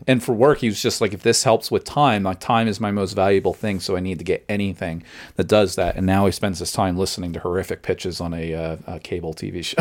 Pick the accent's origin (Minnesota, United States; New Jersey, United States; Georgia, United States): New Jersey, United States; Long Branch; growing up in Long Branch